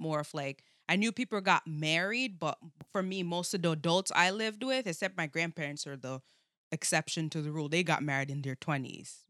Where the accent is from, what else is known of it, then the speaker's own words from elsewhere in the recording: Jamaica; now in United States; I'm, uh, from Jamaica, born and raised for, like, I guess the s, s, first part of my life